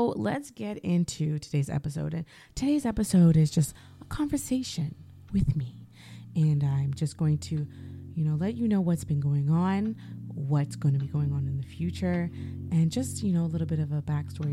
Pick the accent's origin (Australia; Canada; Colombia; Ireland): Canada; as Canadian content creators